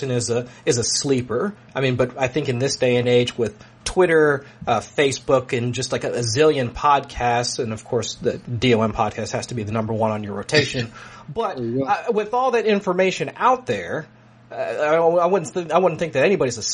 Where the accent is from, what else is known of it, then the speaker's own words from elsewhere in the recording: Ohio, United States; I'm from Ohio